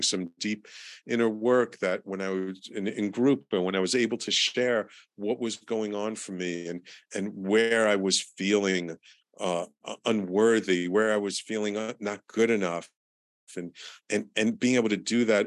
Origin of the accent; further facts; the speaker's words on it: New York City, New York, United States; growing up in the Bronx in the 60s and 70s and 80s